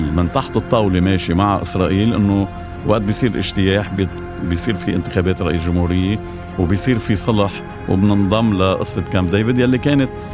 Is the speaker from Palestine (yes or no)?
no; Bikfaya, Mount Lebanon, Lebanon; وابن ضيعتي بكفية